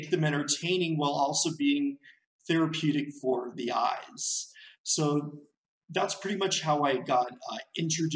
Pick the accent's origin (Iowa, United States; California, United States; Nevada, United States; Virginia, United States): California, United States; Torrance; moved away as an adult; my city where I grew up in Torrance, which is a suburb of Los Angeles